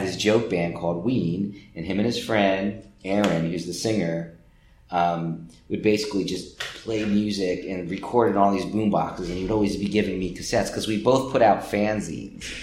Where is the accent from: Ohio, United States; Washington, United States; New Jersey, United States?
New Jersey, United States; Trenton; I grew up in Trenton, New Jersey, which is one hour south of here